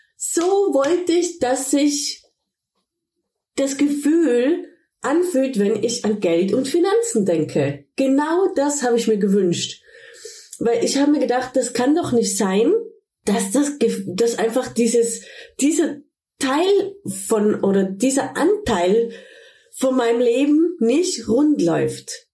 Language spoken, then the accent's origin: German; Tyrol, Austria; moved away as an adult; also born or lived in Ibiza, Spain / Cologne, Germany; now in Sankt Augustin, Germany; Eigentlich bin ich aus Tirol, aus Österreich, wie man vielleicht auch hört